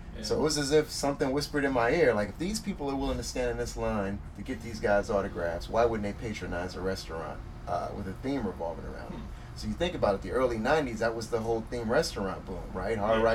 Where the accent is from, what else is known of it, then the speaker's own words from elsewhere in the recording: Omaha, Nebraska, United States; moved away; also born or lived in Altgeld Gardens, Chicago, Illinois / Virginia; here I am a kid from Nebraska by way of Chicago. I lived out in Audeville Gardens until I was 8. My mom got finished her nursing program and we moved to Omaha, which is where my dad's stepdad was from.